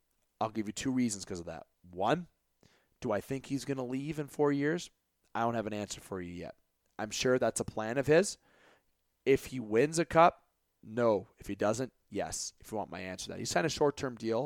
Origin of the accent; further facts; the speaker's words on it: Canada; I am from Canada